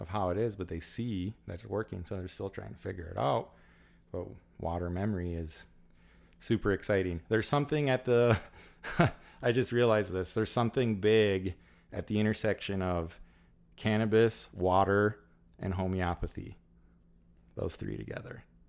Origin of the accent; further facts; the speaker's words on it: Illinois, United States; also born or lived in Southern California; been born and raised in Illinois my whole life